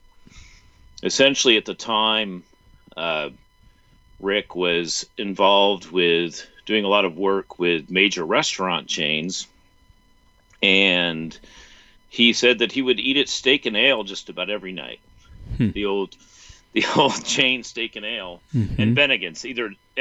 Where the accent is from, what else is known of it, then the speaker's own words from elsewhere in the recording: Richmond, Virginia, United States; I'm from Richmond